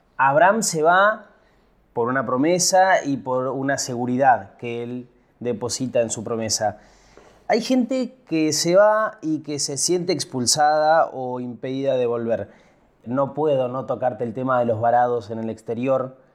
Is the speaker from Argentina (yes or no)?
yes; a town in Buenos Aires Province, Argentina; moved away as an adult; also born or lived in Junín / Mar del Plata / Mercedes; now in Buenos Aires, Argentina; yo nunca me iría de mi pueblo, del pueblo donde nací. Y yo me fui, cumplí 18, me fui